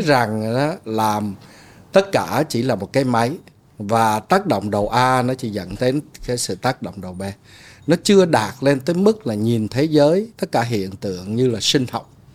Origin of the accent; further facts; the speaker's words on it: Ho Chi Minh City, Vietnam; moved away as an adult; also born or lived in Hue, Vietnam / United States / Hanoi, Vietnam; tôi sinh ở huế lớn lên ở sài gòn 28 năm đi qua Mỹ ở 28 năm